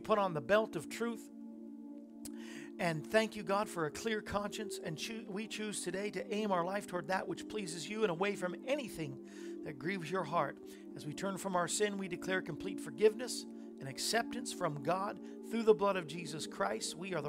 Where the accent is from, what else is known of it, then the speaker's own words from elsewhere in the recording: Tennessee, United States; We're Tennesseans.